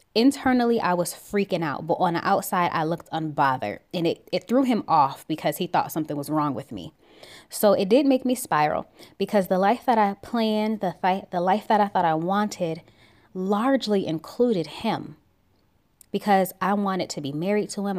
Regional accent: Buffalo, New York, United States; now in Georgia, United States; I'm originally from Buffalo, New York

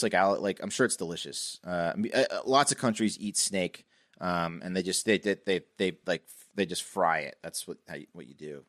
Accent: Reston, Virginia, United States; I came from Reston to Herndon Middle, and it was a shock.

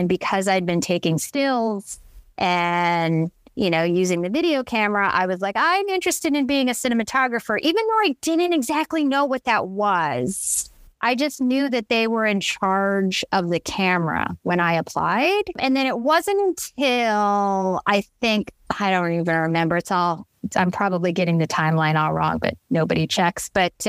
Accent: Philippines; And I'm Filipino. And so Filipinos are known for their big parties.

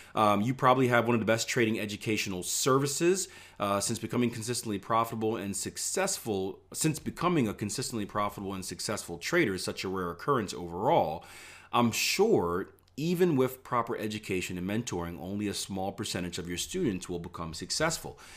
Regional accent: Philadelphia, Pennsylvania, United States; moved away; I grew up in Philadelphia, P A, where things weren't always so nice.

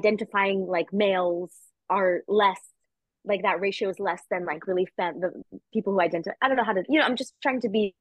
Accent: New York, United States; growing up in New York, being really close with my parents.

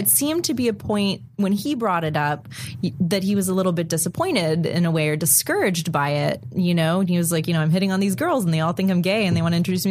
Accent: Florida, United States; I'm from Florida, I'm from the South

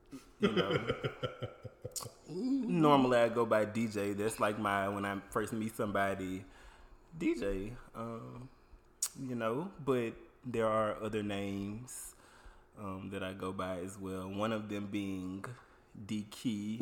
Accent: Baton Rouge, Louisiana, United States; I'm from Baton Rouge, Louisiana, born and raised. I am 102% 225.

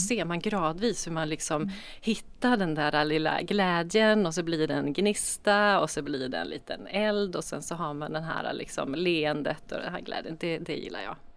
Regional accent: Norrland, Sweden; now in Gothenburg, Sweden; jag är ju norrlänning

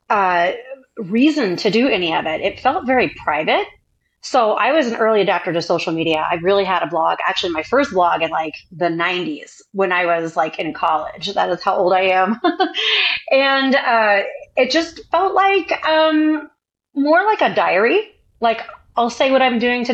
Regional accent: Indiana, United States; moved away as an adult; also born or lived in Chicago, Illinois; So I'm originally from Indiana. I'm a girl from Indiana, and I actually left home very early at 17.

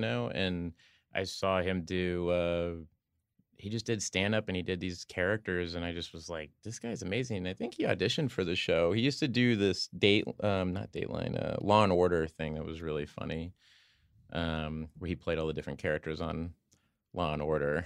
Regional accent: Oklahoma, United States; I'm from Oklahoma

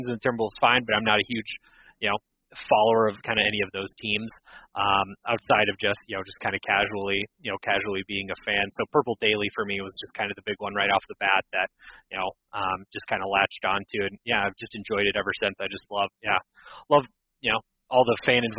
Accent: Minnesota, United States; moved away as an adult; also born or lived in Omaha, Nebraska; I actually lived, I grew up in Minnesota, but moved back about 2 years ago. I lived in Omaha for about 10 years

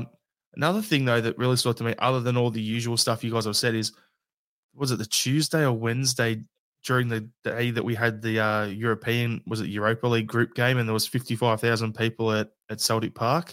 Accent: Australia; It's what us Aussies do, right?

